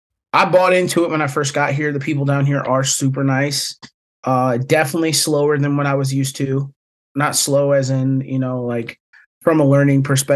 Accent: Toledo, Ohio, United States; moved away as an adult; now in Carolina, United States; From Toledo, Ohio, originally. I was a three-sport athlete, went to Central Catholic in Toledo, Ohio.

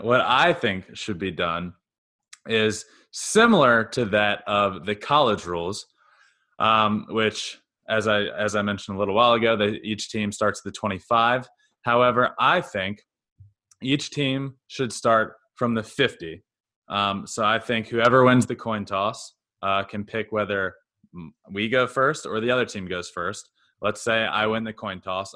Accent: Goochland, Virginia, United States; I grew up in Goochland, Virginia.

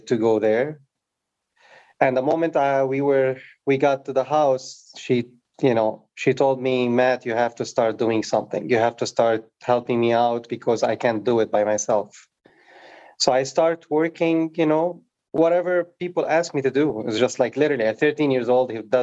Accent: Beirut, Beirut Governorate, Lebanon; also born or lived in Africa / France; now in United States; I, you know, grew up in Beirut, during the war

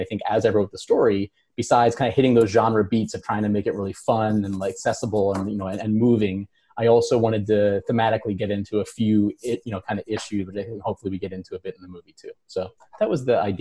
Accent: Baltimore, Maryland, United States; I grew up in Baltimore

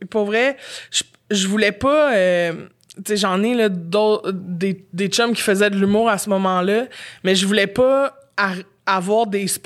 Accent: Montreal, Quebec, Canada; J'étais Montréal.

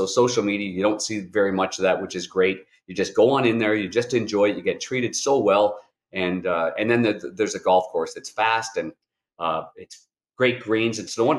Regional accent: Ottawa, Ontario, Canada; Danny and I grew up together in Ottawa. We were Nepean Raiders. We were Ottawa West Golden Knights.

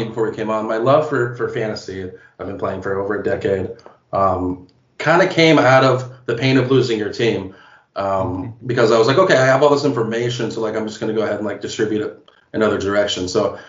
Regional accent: Seattle, Washington, United States; I'm from Seattle. My family's from Seattle.

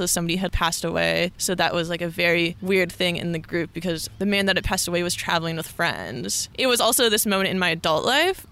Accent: Northern California, United States; moved away as an adult; also born or lived in Colorado; I grew up in Northern California

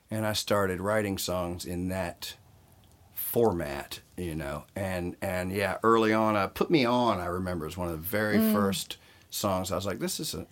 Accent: Southern Virginia, United States; moved away as an adult; now in Los Angeles, United States; In Southern Virginia, and outlaw country was big in my hometown

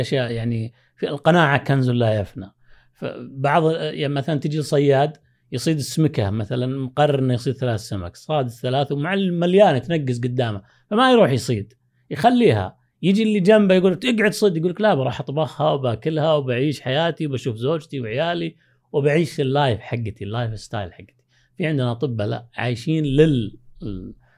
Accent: Saudi Arabia; also born or lived in Pakistan; حنا ابناء البلد

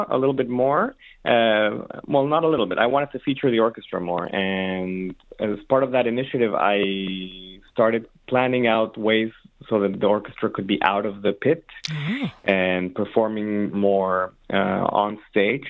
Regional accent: Mexico City, Mexico; moved away as an adult; also born or lived in San Francisco / Ann Arbor, Michigan / Boston; now in Detroit, United States; I'm Mexican, born and raised in Mexico City, and I was there until I was 18 years old

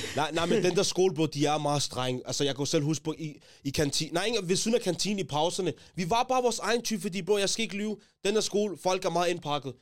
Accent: Taastrup, Capital Region of Denmark, Denmark; Jeg kommer fra Tostrup, ligesom JG

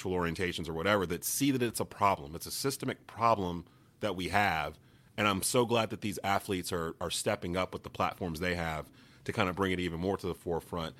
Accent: Kernersville, North Carolina, United States; I'm back in my hometown in Kernersville, North Carolina, where I was pretty much raised

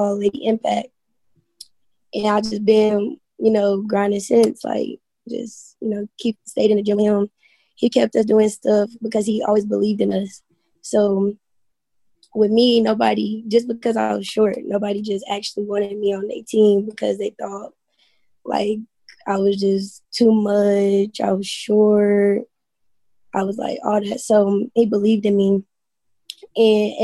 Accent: Midwest City, Oklahoma, United States; Midwest City, Oklahoma.

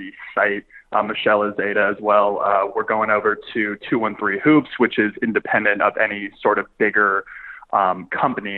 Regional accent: New York, United States; I am, just as a New Yorker, kind of used to that, like, day in, day out chaos

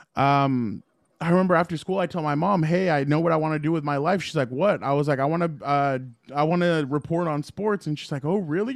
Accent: San Diego, California, United States; I grew up in San Diego

